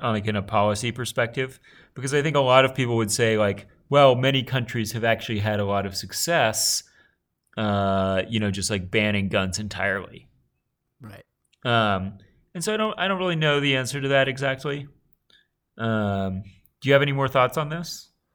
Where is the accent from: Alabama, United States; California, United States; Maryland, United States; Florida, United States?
Alabama, United States; Tom and I both grew up in the South.